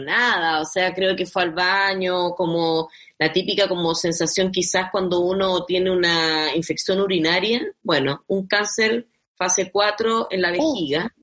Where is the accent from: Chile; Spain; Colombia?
Chile; Tocopilla, Antofagasta; moved away; nos conocimos en Tocopilla